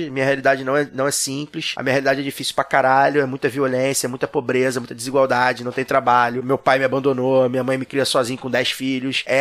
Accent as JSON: {"language": "Portuguese", "region": "Rio de Janeiro", "country": "Brazil", "tie": "born or raised there", "said": "Eu sou de Maria da Graça, né?"}